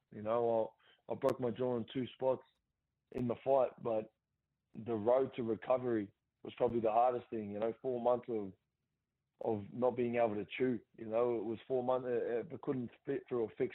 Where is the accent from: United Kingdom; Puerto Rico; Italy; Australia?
Australia; Gosford, New South Wales; my hometown